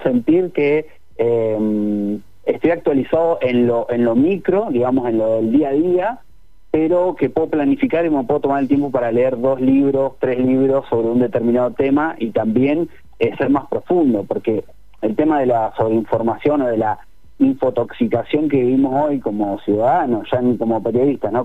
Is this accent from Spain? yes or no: no; Neuquén, Argentina; yo soy de Neuquén